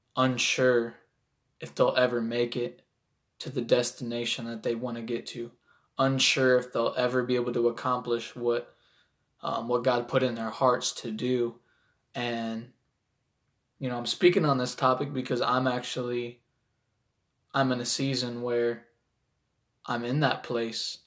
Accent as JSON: {"language": "English", "town": "Toledo", "region": "Ohio", "country": "United States", "said": "I'm an artist from Toledo, Ohio"}